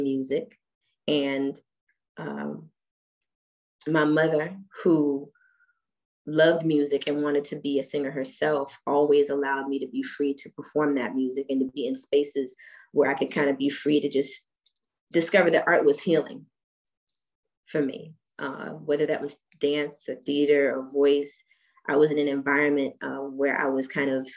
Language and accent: English; Washington, District of Columbia, United States; also born or lived in Germany; growing up in Washington, D.C., after returning from being in Germany